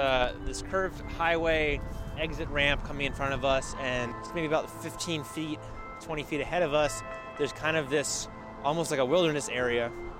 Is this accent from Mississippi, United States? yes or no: no; South Florida, United States; When I was a kid growing up in South Florida